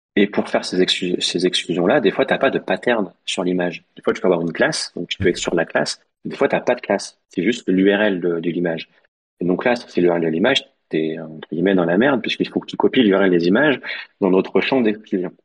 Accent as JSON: {"language": "French", "town": "Lyon", "region": "Auvergne-Rhône-Alpes", "country": "France", "said": "69 parce qu'on est lyonnais"}